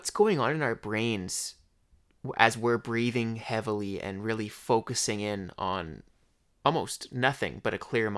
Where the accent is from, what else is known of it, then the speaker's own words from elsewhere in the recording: Leduc, Alberta, Canada; also born or lived in Edmonton; I like to embrace where I come from, like Leduc, Alberta. I was born in Edmonton, but I've lived my whole life in Leduc.